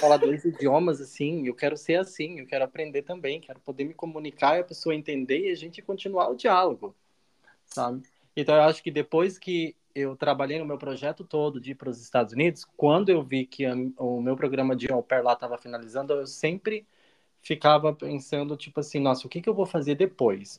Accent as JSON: {"language": "Portuguese", "town": "Balneário Piçarras", "region": "Santa Catarina", "country": "Brazil", "also_born_or_lived": "United States", "moved": "as an adult", "lives_now": "Berlin, Germany", "said": "eu sou também de Santa Catarina, de Balneário Pissarras, uma cidadezinha bem pequenininha, do lado de Penha"}